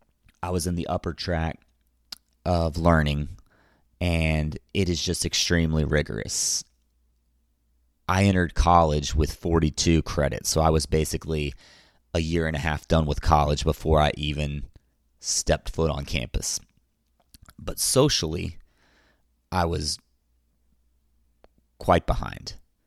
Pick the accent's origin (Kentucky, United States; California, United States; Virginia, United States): Kentucky, United States; Louisville; I was born May 26th in Louisville, Kentucky. I was raised in a middle-class home with a conservative ideology and Roman Catholic roots.